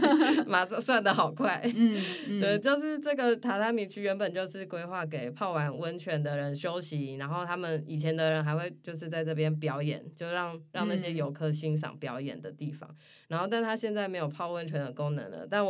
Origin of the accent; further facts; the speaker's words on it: Xindian, New Taipei, Taiwan; also born or lived in Hualien; 因为我自己从小到大都住在新店，